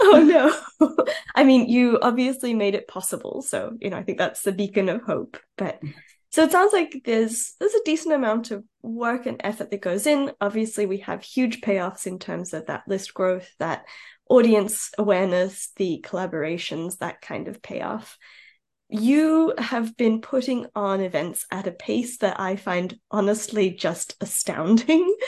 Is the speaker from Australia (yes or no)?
yes; Australia; moved away; I'm I'm Aussie originally